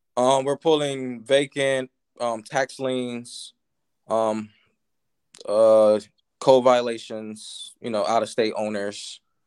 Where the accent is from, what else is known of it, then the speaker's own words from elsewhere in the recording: Virginia, United States; I'm from Virginia